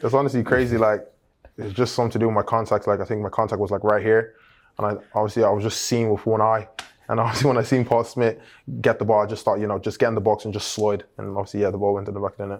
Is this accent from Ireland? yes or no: yes; Ireland; now in England; as a little boy, you know, growing up in Ireland